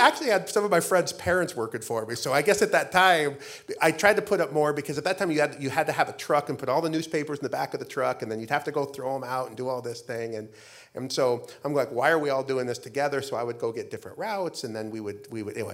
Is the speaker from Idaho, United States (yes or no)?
yes; Idaho, United States; moved away as an adult; now in Arizona, United States; I grew up in Idaho